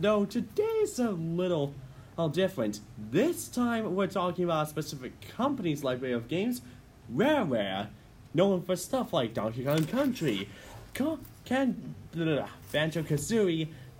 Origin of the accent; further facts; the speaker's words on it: Scottish Borders, Scotland, United Kingdom; I'm small from the Borders